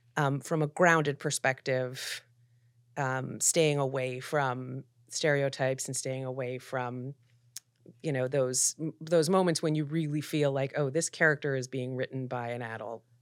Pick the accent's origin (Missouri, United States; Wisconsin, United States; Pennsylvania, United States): Pennsylvania, United States; Philadelphia; also born or lived in New York; now in Los Angeles, United States; I grew up in Philadelphia in the eighties